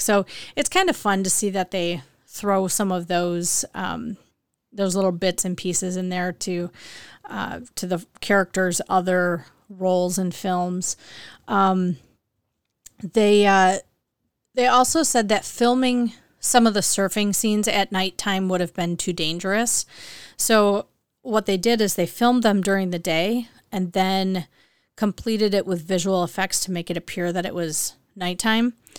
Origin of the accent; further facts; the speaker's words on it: Midwest, United States; I'm from the Midwest and, and I think we don't have an accent. Um, I've been told by others that we do have accents here